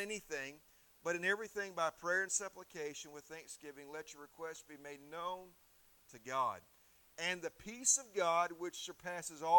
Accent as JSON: {"language": "English", "region": "Indiana", "country": "United States", "tie": "born or raised there", "also_born_or_lived": "Missouri", "moved": "as an adult", "lives_now": "Erie, United States", "said": "When I grew up in Indiana, we got some warm, humid weather"}